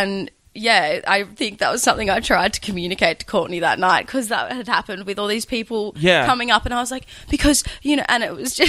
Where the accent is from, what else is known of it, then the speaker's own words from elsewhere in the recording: Bruny Island, Tasmania, Australia; Bruny Island, Tasmania. Right down the bottom.